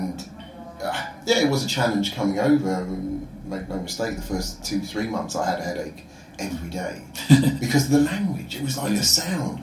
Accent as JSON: {"language": "English", "town": "Croydon", "region": "London", "country": "United Kingdom", "tie": "born or raised there", "moved": "as an adult", "lives_now": "Sweden", "said": "Croydon. It's my hometown"}